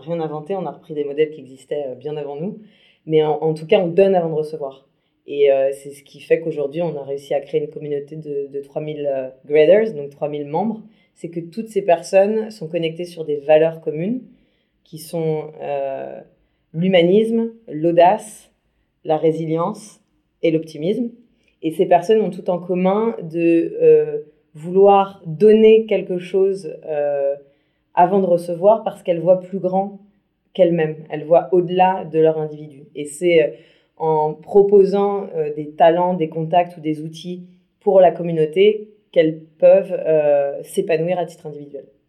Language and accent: French; Brittany, France; je suis bretonne